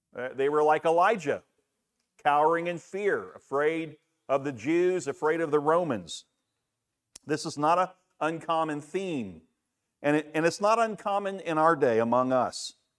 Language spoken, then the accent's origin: English; Daytona Beach, Florida, United States; Back when I grew up in Daytona Beach, my mom's here